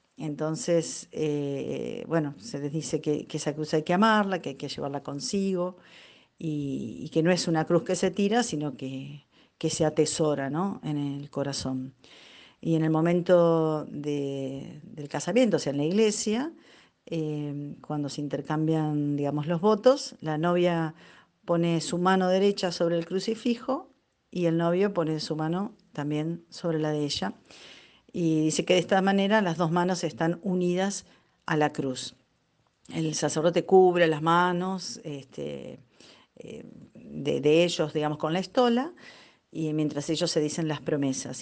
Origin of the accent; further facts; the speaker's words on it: Neuquén, Argentina; soy de Neuquén Capital